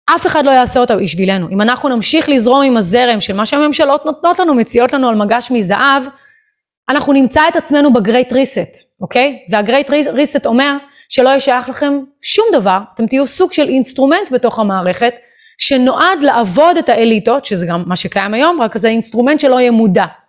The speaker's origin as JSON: {"language": "Hebrew", "country": "Israel", "said": "אנחנו כישראלים"}